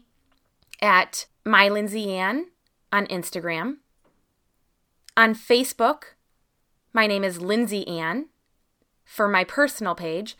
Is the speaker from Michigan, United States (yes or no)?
yes; Michigan, United States; here in Michigan, in my hometown here